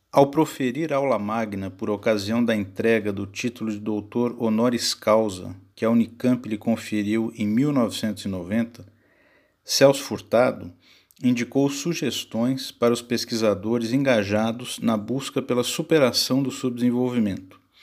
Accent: São Paulo, Brazil; nasci em São Paulo no ano de 1977

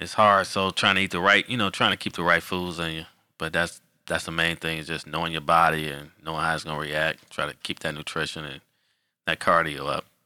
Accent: Detroit, Michigan, United States; moved away as an adult; also born or lived in Illinois; now in Charlotte, United States; I'm originally from Detroit, Michigan.

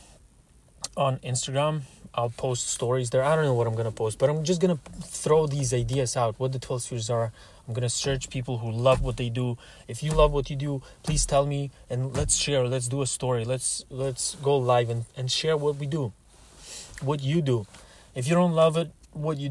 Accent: Russia; moved away; also born or lived in Canada; I am Russian

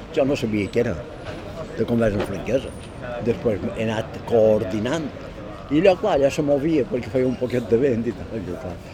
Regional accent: Palma, Balearic Islands, Spain; Jo quan vaig néixer a Esquerrer, aquí a la trava, jo no tenia aigua

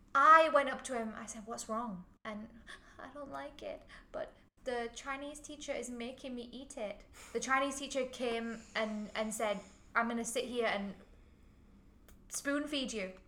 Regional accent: Huddersfield, Yorkshire and the Humber, United Kingdom; now in Hong Kong; I'm from Huddersfield, not that far away

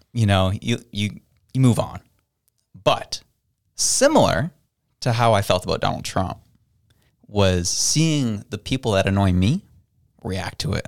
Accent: Canada; as a Canadian

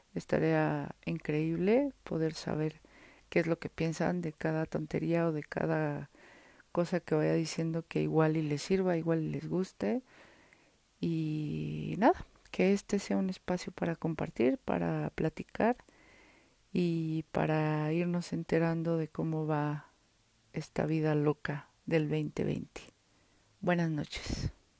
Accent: Mexico City, Mexico; aquí en la Ciudad de México, donde yo estoy, donde yo vivo, donde yo nací

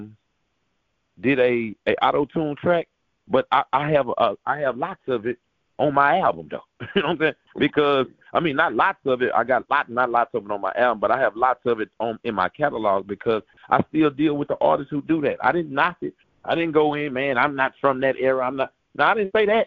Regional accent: Texas, United States

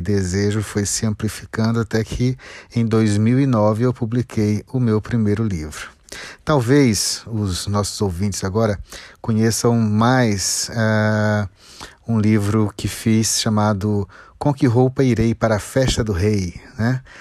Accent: Ceará, Brazil; now in Brasília, Brazil; eu venho do Ceará, mas moro em Brasília

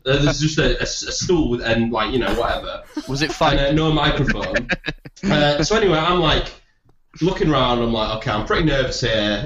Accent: Leeds, Yorkshire and the Humber, United Kingdom; I'm from Leeds

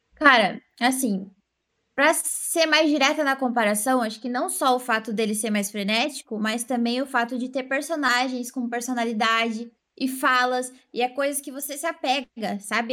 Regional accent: Santa Catarina, Brazil; eu sou de Santa Catarina

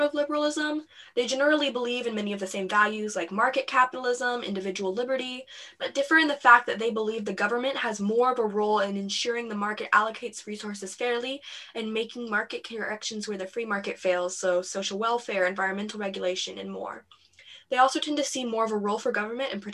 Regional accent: United States; we are from America

